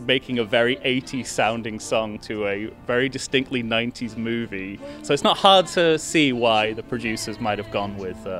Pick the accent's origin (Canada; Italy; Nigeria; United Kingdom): United Kingdom; moved away; because I am a British person living in a foreign country